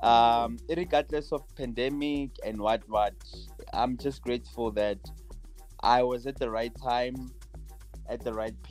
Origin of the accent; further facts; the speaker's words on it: Tembisa, Gauteng, South Africa; growing up in Tembisa